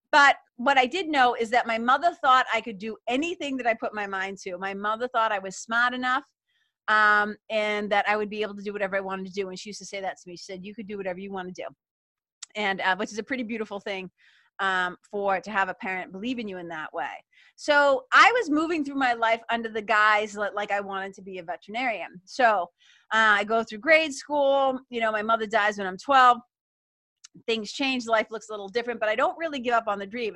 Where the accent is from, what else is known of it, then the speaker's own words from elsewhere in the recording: Lawrence, Massachusetts, United States; it's got me feeling it's got me feeling nostalgic for my hometown